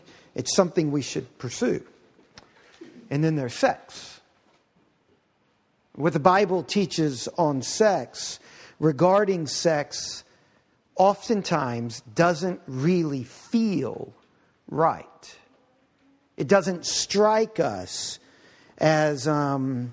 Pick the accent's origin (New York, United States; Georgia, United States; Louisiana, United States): Louisiana, United States; New Orleans; I was born in New Orleans